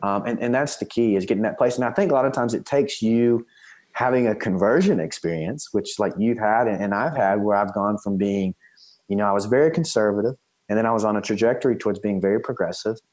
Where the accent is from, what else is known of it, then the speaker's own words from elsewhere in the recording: East Texas, United States; I'm from East Texas originally